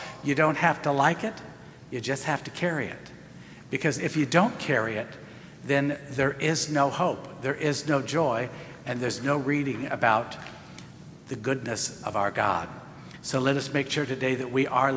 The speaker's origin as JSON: {"language": "English", "country": "United States", "said": "we are as American Catholics today"}